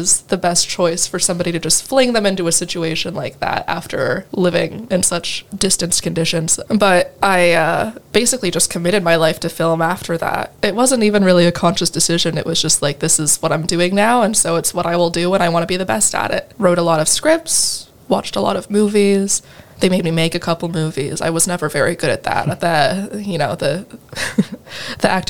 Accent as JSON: {"language": "English", "town": "Iowa City", "region": "Iowa", "country": "United States", "tie": "born or raised there", "also_born_or_lived": "California", "said": "I am from Iowa City. I was born and raised here"}